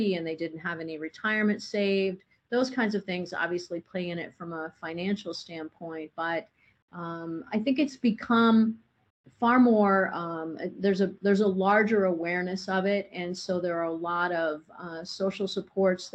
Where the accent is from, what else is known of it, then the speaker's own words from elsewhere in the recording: Indiana, United States; now in Arizona, United States; I grew up on a farm in Indiana